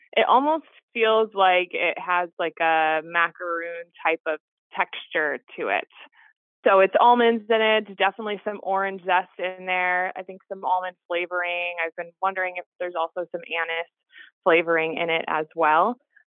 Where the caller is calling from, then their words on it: Milford, Massachusetts, United States; Hi, this is …, and I'm calling from Milford, Massachusetts.